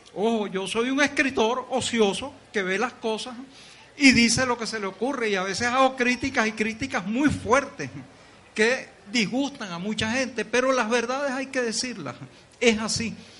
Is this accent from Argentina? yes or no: no; Venezuela; los venezolanos somos